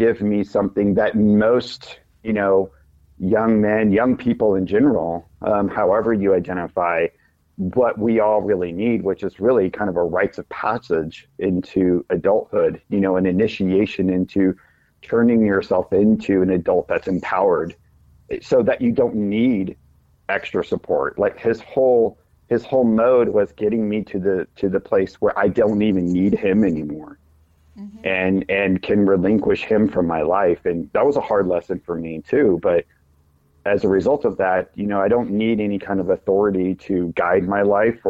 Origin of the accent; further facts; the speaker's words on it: the Ozarks, United States; now in Kansas City, United States; I grew up in the Ozarks, but now I live in the Kansas City Metro